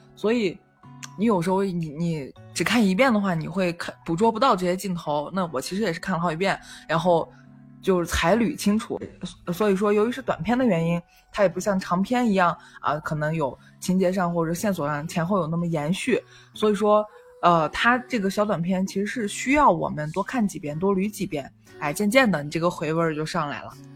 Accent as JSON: {"language": "Chinese", "region": "Northwest China", "country": "China", "said": "我们是西北人"}